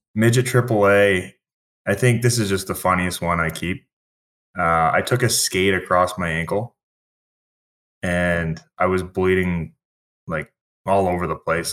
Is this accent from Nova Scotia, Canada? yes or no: yes; Halifax, Nova Scotia, Canada; I'm from Halifax